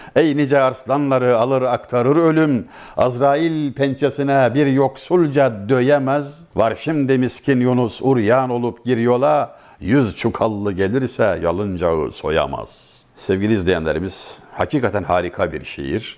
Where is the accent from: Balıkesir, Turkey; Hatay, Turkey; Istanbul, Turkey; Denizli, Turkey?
Denizli, Turkey; Çameli; Ben Denizliliyim, Denizli Çameliliyim.